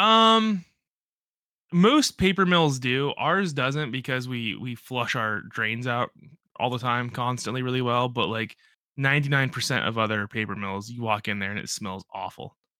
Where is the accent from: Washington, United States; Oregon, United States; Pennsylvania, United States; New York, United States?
Pennsylvania, United States; Central; I'm not from Western or Eastern P